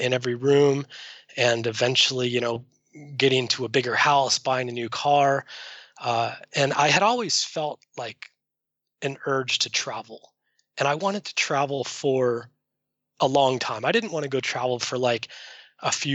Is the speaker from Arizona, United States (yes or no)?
yes; Arizona, United States; moved away as an adult; also born or lived in Seattle; I grew up in Arizona, landlocked